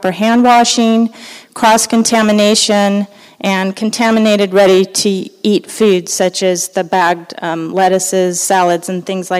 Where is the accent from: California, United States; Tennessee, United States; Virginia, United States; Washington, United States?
California, United States; Los Angeles; moved away; I grew up in Los Angeles, and you know, you kind of get acclimated to where you grow up.